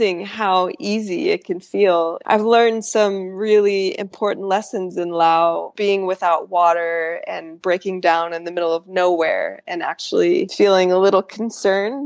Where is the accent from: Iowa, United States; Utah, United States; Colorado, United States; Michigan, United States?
Utah, United States; moved away; I was born in Utah, so I got to ride my bike to the house I grew up